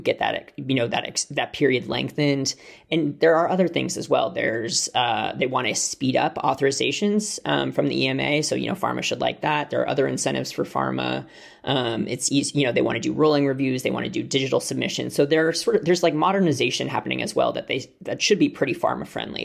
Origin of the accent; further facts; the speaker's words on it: United States; moved away as an adult; now in United Kingdom; as an American who moved here two and a half weeks ago.